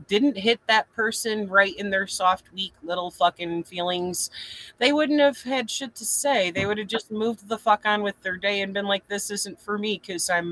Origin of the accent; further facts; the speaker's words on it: Flint, Michigan, United States; I'm from Flint